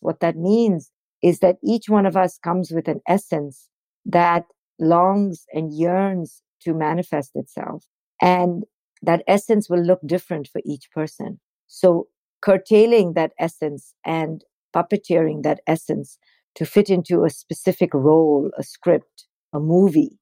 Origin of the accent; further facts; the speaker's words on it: India; now in United States; growing up in India